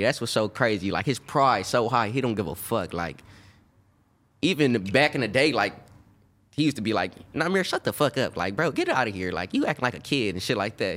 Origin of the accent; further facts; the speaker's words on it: Birmingham, Alabama, United States; now in California, United States; I'm from Birmingham, Alabama